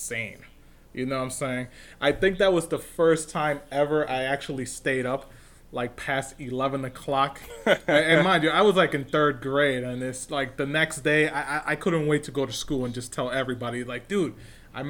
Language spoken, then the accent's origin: English; New York, United States; I grew up in New York, obviously, big-time community over here